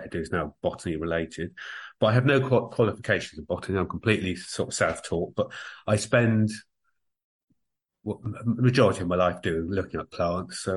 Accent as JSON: {"language": "English", "area": "Somerset Levels", "region": "South West England", "country": "United Kingdom", "tie": "born or raised there", "also_born_or_lived": "Guildford, Surrey", "moved": "as an adult", "lives_now": "Ireland", "said": "I started life in Guildford in Surrey over in England, and then we moved down to Somerset. So I think of Somerset as home. So I grew up on the Somerset level."}